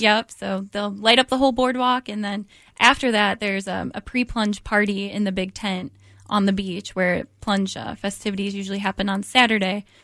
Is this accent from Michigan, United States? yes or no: yes; Detroit, Michigan, United States; moved away as an adult; now in Virginia, United States; I'm from Michigan, um, Detroit area